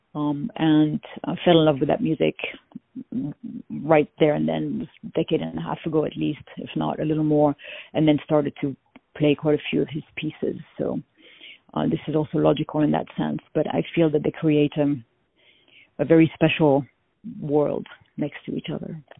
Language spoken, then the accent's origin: English; France; accent: French; now in United States; people always guess that I come from France.